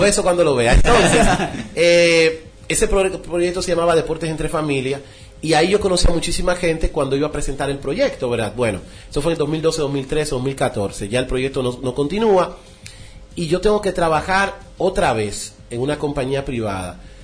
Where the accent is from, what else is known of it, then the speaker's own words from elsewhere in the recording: Villa Altagracia, San Cristóbal, Dominican Republic; Yo nací en Villa Altagracia